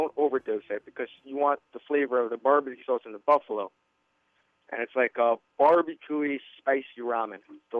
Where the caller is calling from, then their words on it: New York City, New York, United States; I'm from New York City.